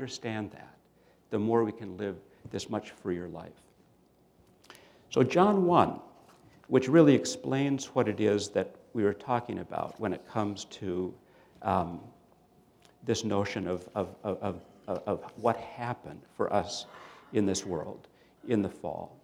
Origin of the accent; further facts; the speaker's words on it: Minnesota, United States; I grew up in Minnesota